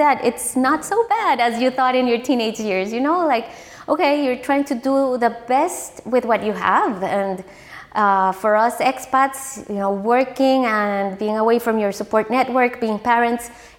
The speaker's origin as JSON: {"language": "English", "region": "San José", "country": "Costa Rica", "tie": "born or raised there", "moved": "yes", "said": "I grew up in San Jose, a very nice childhood."}